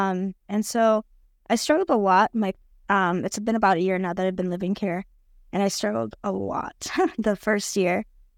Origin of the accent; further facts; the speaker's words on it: United States; now in Brazil; I'm living in Brazil currently, but I am American, but I'm also Brazilian. I'm half Brazilian, half Brazilian, half Canadian, but I grew up in the U.S.